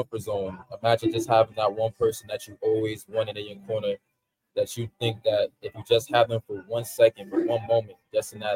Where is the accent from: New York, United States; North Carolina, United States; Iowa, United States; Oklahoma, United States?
New York, United States; New York City; also born or lived in Queens, New York; born and raised in Brooklyn, New York